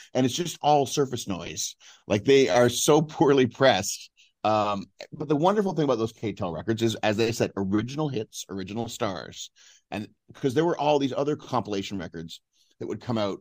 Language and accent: English; Ontario, Canada; growing up in Ontario